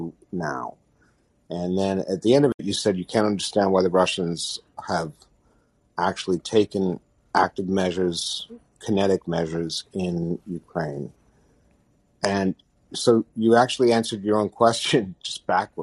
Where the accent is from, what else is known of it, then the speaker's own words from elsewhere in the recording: Canada; as a Canadian